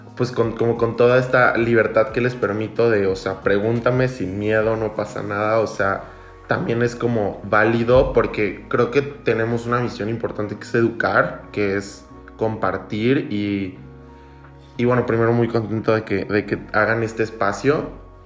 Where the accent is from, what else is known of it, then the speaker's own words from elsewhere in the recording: Villahermosa, Tabasco, Mexico; soy de Villahermosa, soy, soy tabasqueño